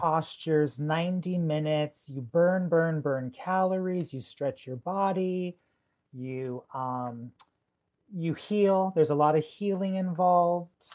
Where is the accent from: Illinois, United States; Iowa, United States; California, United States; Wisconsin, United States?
California, United States; Southern; I grew up in Southern California